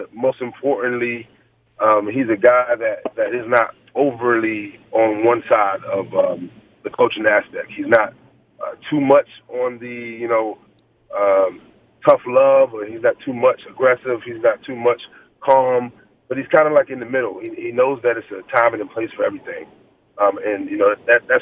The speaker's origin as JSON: {"language": "English", "region": "Virginia", "country": "United States", "moved": "yes", "said": "Where are you from is 757, but you know, Charlottesville, Virginia"}